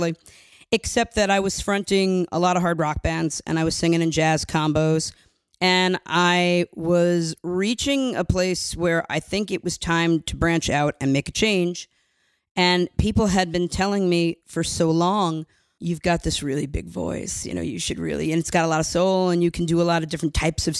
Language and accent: English; New York City, New York, United States; I am from Queens, New York